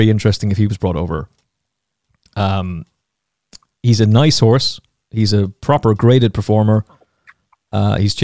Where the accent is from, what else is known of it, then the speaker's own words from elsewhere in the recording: Castlecomer, Leinster, Ireland; my hometown of Castlecomer in Kilkenny